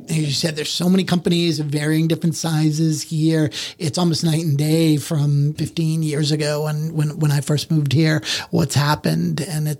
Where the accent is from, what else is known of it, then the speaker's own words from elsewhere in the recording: Boston, Massachusetts, United States; now in Charleston, United States; I'm originally from the Boston area